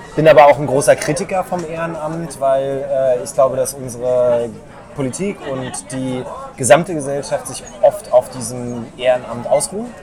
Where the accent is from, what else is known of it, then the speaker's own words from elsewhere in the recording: Berlin, Germany; Aber bin in Lichtenberg aufgewachsen